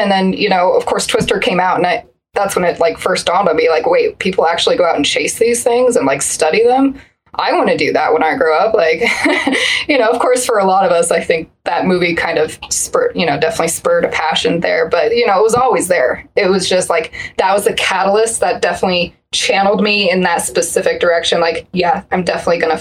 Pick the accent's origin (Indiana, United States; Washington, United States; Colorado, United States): Colorado, United States; Colorado Springs; growing up in Colorado Springs, we get a lot of just wild extremes of weather